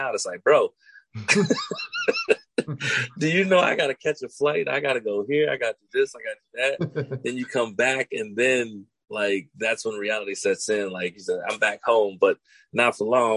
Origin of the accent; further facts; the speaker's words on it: Chicago, Illinois, United States; I'm from Chi-Town